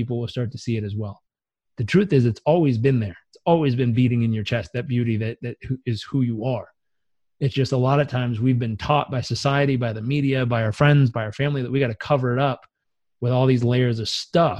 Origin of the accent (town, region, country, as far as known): United States